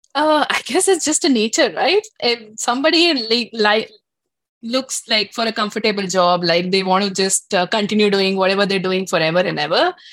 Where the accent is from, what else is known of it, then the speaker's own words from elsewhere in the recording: Delhi, India; moved away as an adult; now in Toronto, Canada; I've grown up like studied, worked like in Del- in Delhi, India, uh, and all over India, actually, not just Delhi.